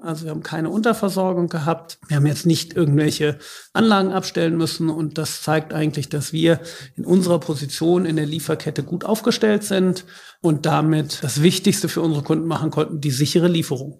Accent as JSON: {"language": "German", "town": "Northeim", "region": "Lower Saxony", "country": "Germany", "tie": "born or raised there", "also_born_or_lived": "Aachen / Detroit", "moved": "as an adult", "said": "ich bin ganz normal hier in Nordheim aufgewachsen, bin hier zur Schule gegangen"}